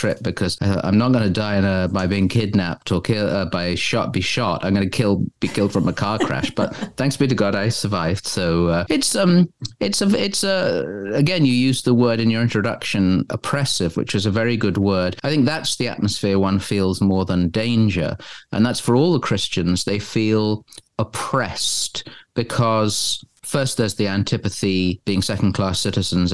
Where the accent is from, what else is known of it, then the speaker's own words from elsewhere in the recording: England, United Kingdom; I'm English